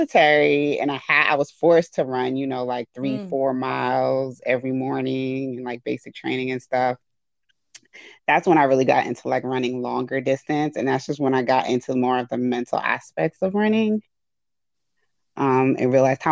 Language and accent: English; New York City, New York, United States; I grew up in the Bronx most of my life, went to public school most of my life